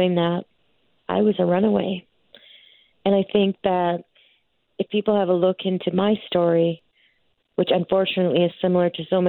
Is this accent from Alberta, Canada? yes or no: yes; Stony Plain, Alberta, Canada; I'm from Stony Plain